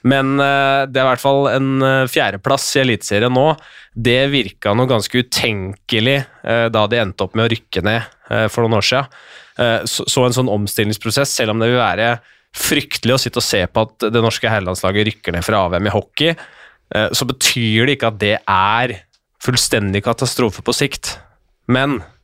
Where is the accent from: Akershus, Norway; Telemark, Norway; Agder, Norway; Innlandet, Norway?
Akershus, Norway; Skjetten; jeg er fra Skjetten